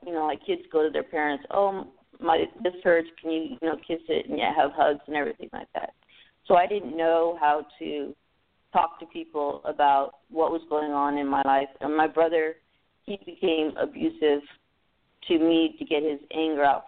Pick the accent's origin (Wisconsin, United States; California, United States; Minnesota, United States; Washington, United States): California, United States; Los Angeles; I grew up in California, San Fernando Valley